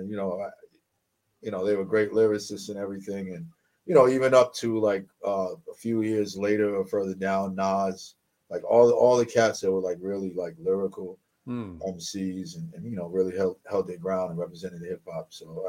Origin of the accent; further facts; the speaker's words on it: Lawrence, Massachusetts, United States; also born or lived in Brooklyn; I'm from Massachusetts, but I grew up in various areas in Mass and in New York back and forth. So, but I hail out of Lawrence, Massachusetts, Lawrence, Worcester, Springfield.